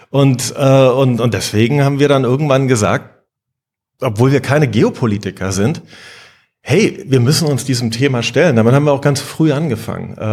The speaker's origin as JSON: {"language": "German", "region": "East Germany", "country": "Germany", "tie": "born or raised there", "said": "Ich war, ich bin in der DDR groß geworden. Ich war 16, als die Wende anfing"}